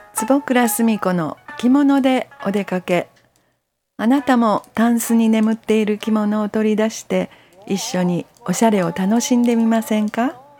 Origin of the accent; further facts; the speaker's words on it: Kyoto, Japan; もともとまあ京都で生まれ育ちました